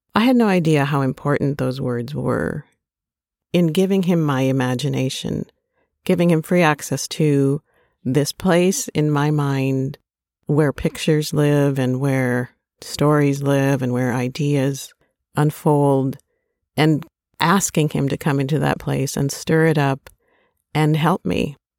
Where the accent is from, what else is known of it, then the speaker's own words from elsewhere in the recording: Minnesota, United States; growing up in Minnesota